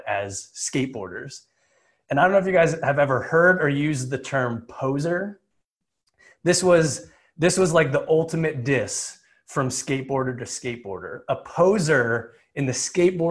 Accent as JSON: {"language": "English", "region": "New Jersey", "country": "United States", "tie": "born or raised there", "said": "I grew up in Jersey"}